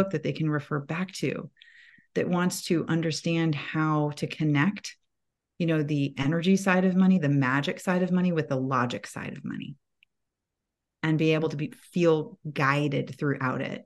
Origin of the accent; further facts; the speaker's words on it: Atlanta, Georgia, United States; I live in Atlanta, that is my hometown, home base